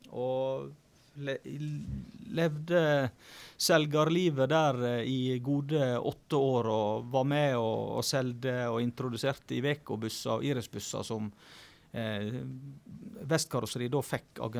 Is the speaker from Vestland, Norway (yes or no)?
yes; Flo, Vestland, Norway; Så ja, eh, florene de er rappkjafta, og det er ofte mye gode historier.